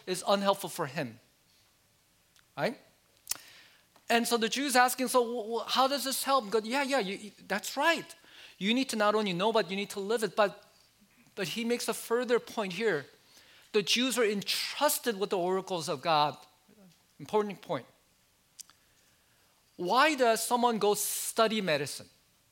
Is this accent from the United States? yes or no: yes; United States; I like many Asian Americans growing up in America